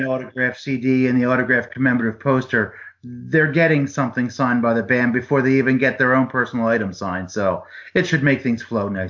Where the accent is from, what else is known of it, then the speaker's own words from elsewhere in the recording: New Jersey, United States; I'm an Italian from Jersey.